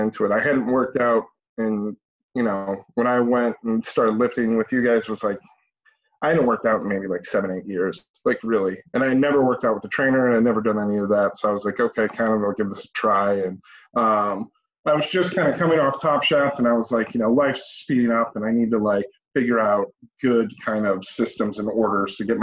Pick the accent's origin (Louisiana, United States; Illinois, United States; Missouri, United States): Illinois, United States; Chicago; I'm born and raised in Chicago, Southsider